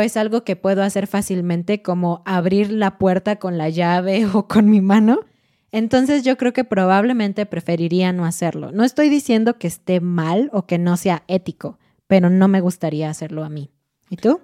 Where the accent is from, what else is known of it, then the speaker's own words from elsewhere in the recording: Mexico; como somos mexicanos, como estamos estudiando español mexicano